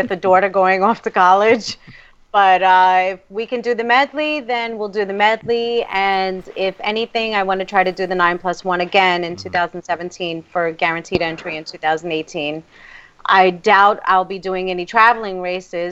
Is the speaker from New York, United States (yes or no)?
yes; New York City, New York, United States; New York City is it's my hometown